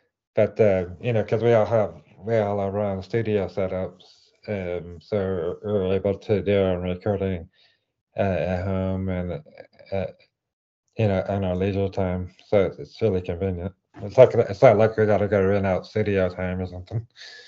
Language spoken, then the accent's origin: English; England, United Kingdom; accent: English; okay, well, I'm from England."